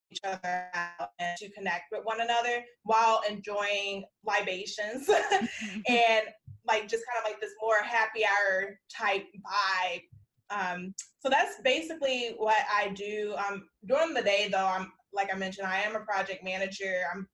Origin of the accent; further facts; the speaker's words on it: South Holland, Illinois, United States; I'm like, I'm from Chicagoland because I grew up in South Holland.